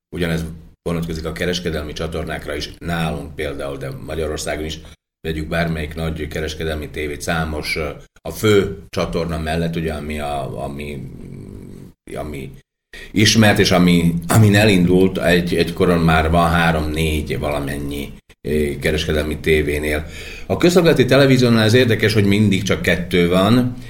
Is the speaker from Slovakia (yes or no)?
yes; Slovakia; akik itt élő magyarok vagyunk